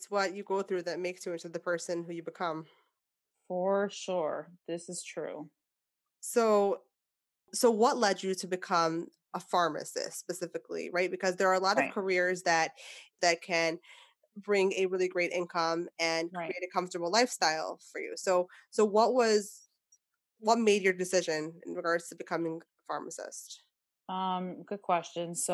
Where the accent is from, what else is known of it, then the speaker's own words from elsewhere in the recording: New York City, New York, United States; also born or lived in Rockland County, New York; I grew up in Brooklyn. I was the oldest, oldest of four kids